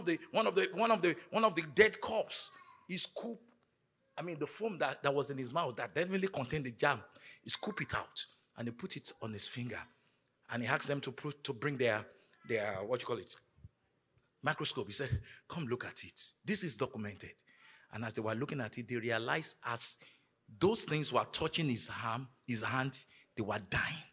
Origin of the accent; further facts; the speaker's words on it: Nigeria; moved away; growing up in Nigeria